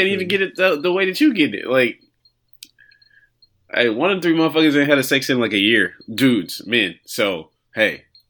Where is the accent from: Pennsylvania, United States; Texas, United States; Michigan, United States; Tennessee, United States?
Texas, United States; Houston; born there; Well, that's where I was born. Let's not say I'm from there. I was born there.